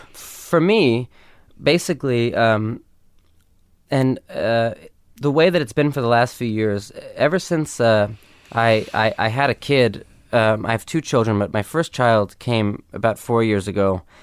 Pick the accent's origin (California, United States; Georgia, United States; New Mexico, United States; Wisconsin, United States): California, United States; Los Angeles; growing up in L